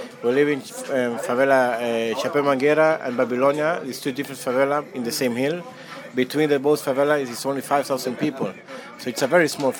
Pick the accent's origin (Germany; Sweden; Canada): Sweden; moved away as an adult; also born or lived in Chile; now in Rio de Janeiro, Brazil; I'm from Chile, but I grew up in Sweden